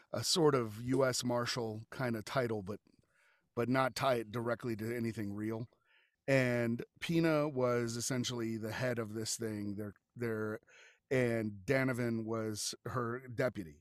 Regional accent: Colorado Springs, Colorado, United States; I am from Colorado Springs. And so we are kind of still the Old West

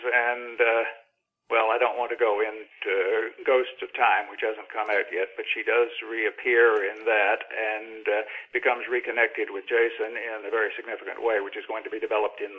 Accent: Virginia, United States; I was born in Virginia in 1946 and therefore grew up picturing God as a slightly imperfect version of Robert E. Lee.

